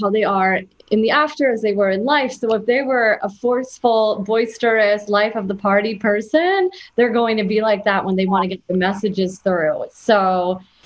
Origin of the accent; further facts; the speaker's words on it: New Jersey, United States; I grew up in New Jersey